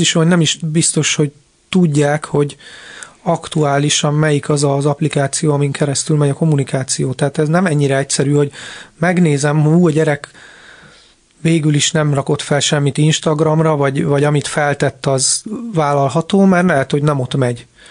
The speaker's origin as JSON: {"language": "Hungarian", "region": "Budapest", "country": "Hungary", "tie": "born or raised there", "said": "Budapest külvárosban nőttem föl"}